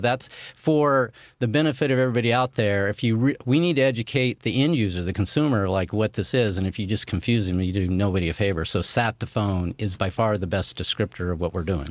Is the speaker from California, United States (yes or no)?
yes; Chico, California, United States; My hometown where I grew up in Chico, California